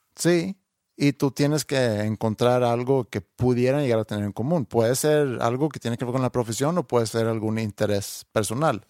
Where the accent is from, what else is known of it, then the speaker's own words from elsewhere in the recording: Sweden; Spanish is a second language; now in Mexico; ya le digo, de Suecia